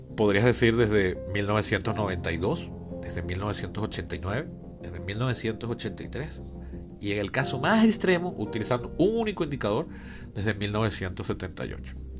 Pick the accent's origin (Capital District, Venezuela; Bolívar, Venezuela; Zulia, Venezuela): Capital District, Venezuela; Caracas; desde Caracas, Venezuela, mi ciudad natal.